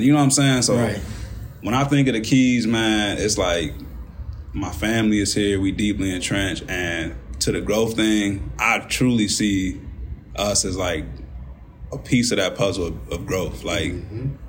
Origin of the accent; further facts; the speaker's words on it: Kankakee, Illinois, United States; I was from Kankakee